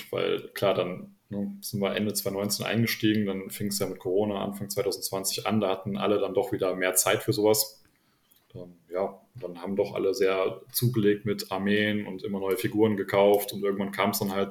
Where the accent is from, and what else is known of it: Nettetal, North Rhine-Westphalia, Germany